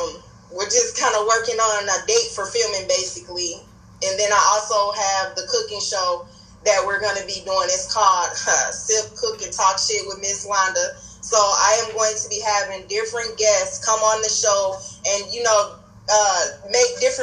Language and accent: English; Minnesota, United States; also born or lived in Gary, Indiana; I was born in Gary, Indiana, but I've been living here in Minnesota since the age of 5.